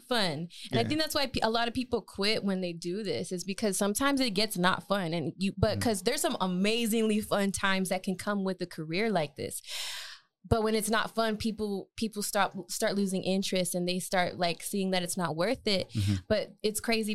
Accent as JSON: {"language": "English", "town": "El Paso", "region": "Texas", "country": "United States", "tie": "born or raised there", "said": "growing up there was really cool"}